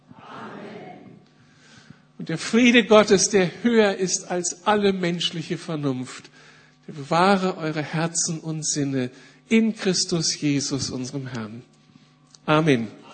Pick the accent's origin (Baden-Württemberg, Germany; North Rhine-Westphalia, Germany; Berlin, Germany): Berlin, Germany; wir fühlen uns als Berliner jetzt echt privilegiert